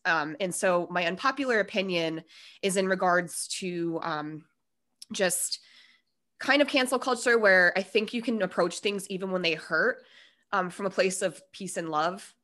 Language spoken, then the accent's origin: English; Denver, Colorado, United States; We are both from Denver.